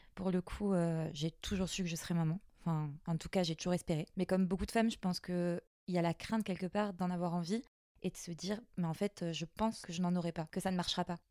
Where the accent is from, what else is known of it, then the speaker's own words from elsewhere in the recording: Mayotte; moved away; also born or lived in Guadeloupe; je suis de Mayotte